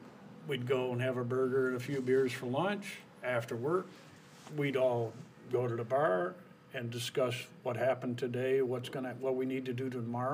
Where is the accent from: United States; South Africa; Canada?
United States; Taylor; I was born and raised in Taylor.